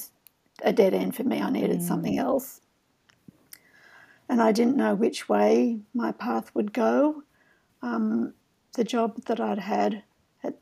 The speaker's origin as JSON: {"language": "English", "country": "Australia", "also_born_or_lived": "Boston suburb", "said": "I was from Australia"}